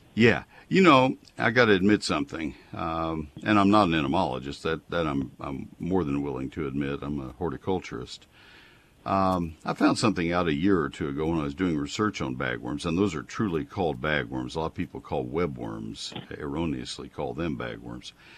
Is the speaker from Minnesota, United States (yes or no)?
no; College Station, Texas, United States; When I was growing up in College Station